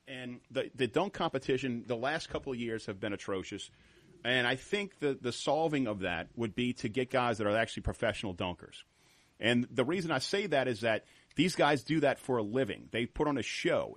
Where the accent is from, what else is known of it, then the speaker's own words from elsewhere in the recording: New Orleans, Louisiana, United States; we're family. and We're all from New Orleans